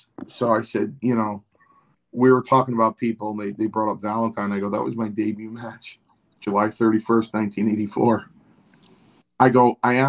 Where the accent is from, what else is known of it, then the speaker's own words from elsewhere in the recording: Ireland; since we're from Ireland, this is a global apology on my part